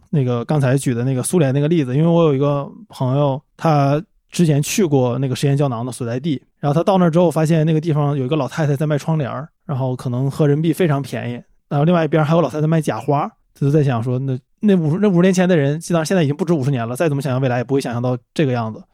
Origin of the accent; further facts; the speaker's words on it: Changchun, Jilin, China; 那个作曲就是那个作者